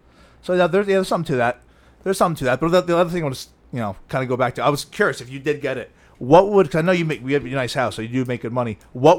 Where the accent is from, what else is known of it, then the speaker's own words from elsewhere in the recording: New Jersey, United States; So I didn't know who he was because I grew up in New Jersey.